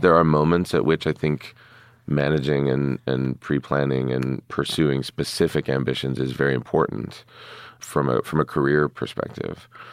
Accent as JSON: {"language": "English", "town": "Pittsburgh", "region": "Pennsylvania", "country": "United States", "tie": "born or raised there", "moved": "yes", "said": "growing up in Pittsburgh"}